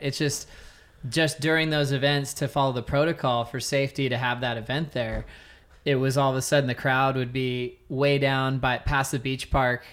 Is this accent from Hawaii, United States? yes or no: yes; Honolulu, Hawaii, United States; moved away; also born or lived in California; I was born in California, and then I moved to Hawaii when I was six, five or six, and then we uh, we're right in Manoa, uh, the Manoa Valley, which is really close to Waikiki